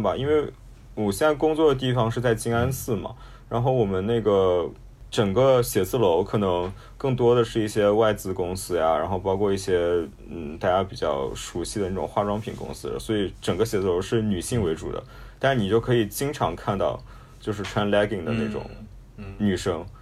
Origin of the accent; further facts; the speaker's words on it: China; 我们中国人